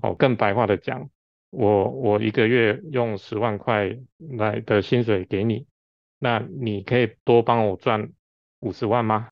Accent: Taiwan; 我们台湾是一个小岛型的国家

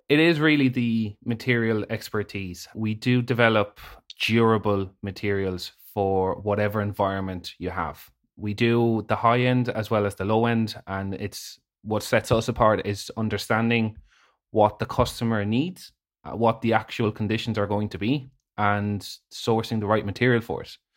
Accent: Spain; moved away as an adult; now in Ireland; I was born in Spain, a Irish mother, Spanish dad

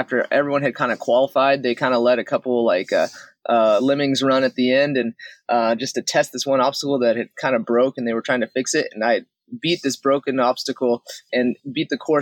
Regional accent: Houston, Texas, United States; Growing up in Houston, Texas

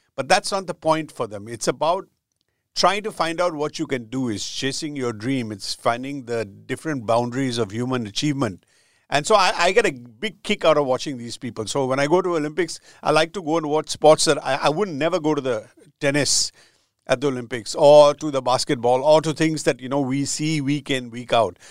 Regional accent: India; growing up in India

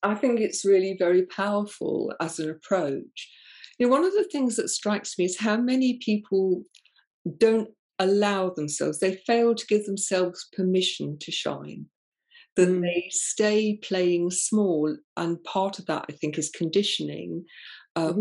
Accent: England, United Kingdom; I'm very English

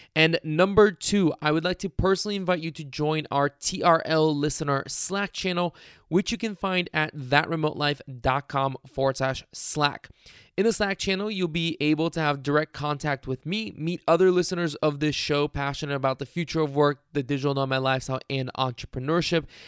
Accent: Cincinnati, Ohio, United States; I'm from Cincinnati

